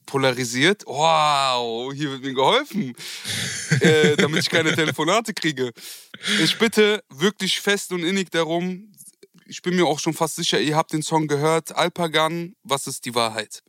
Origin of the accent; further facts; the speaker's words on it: Germany; also born or lived in Turkey / Kurdistan; Ich bin Deutscher